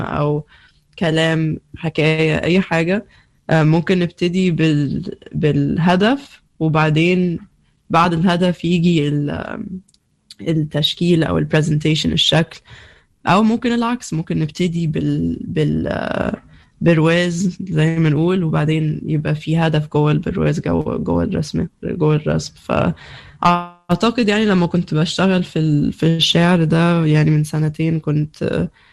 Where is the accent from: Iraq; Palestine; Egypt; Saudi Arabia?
Egypt; moved away; أنا ممكن أمشي من مصر